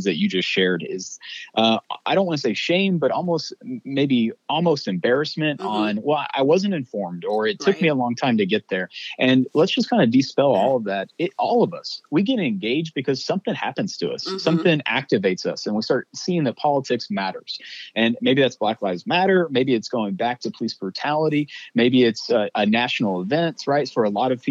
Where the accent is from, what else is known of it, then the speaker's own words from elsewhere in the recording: Mesquite, Texas, United States; my hometown of Mesquite, Texas, where I was born and raised